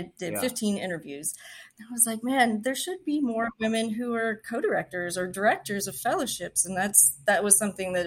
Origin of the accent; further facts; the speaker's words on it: West Texas, United States; now in Houston, United States; I'm from West Texas. There's rattlesnakes and scorpions and things that can kill you out there.